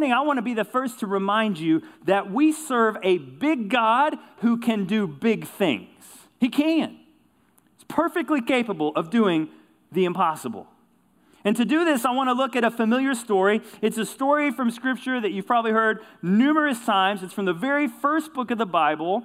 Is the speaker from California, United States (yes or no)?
no; Kentucky, United States; I grew up in Kentucky, rural community, life centered around high school basketball.